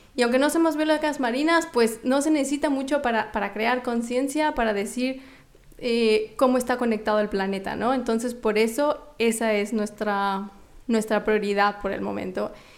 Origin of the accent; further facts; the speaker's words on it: Mexico; moved away; soy mexicana